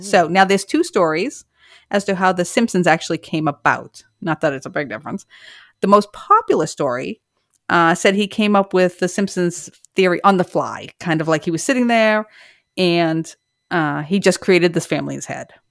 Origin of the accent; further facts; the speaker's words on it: Massachusetts, United States; I'm from Massachusetts